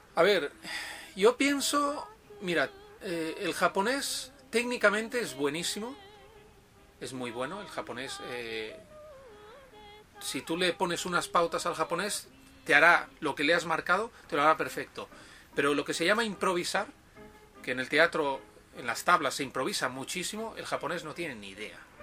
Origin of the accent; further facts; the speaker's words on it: Tarragona, Catalonia, Spain; moved away as an adult; also born or lived in Barcelona; now in Japan; he estado viviendo en Barcelona, pero soy de, de Tarragona, una ciudad que está a 40 minutos en coche de, de Barcelona